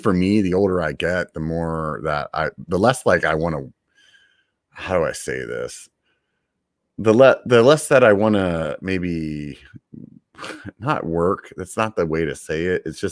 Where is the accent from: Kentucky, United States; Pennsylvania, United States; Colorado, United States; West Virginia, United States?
Pennsylvania, United States; now in California, United States; where I grew up in Pennsylvania